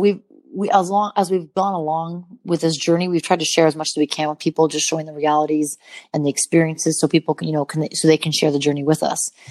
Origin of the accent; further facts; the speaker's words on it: Montana, United States; growing up in Montana, um, having mountains around me